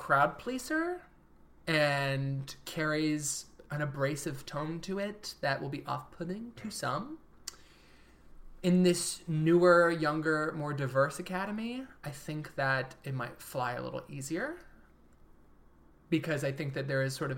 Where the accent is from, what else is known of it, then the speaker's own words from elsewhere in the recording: Midwest, United States; growing up in the Midwest.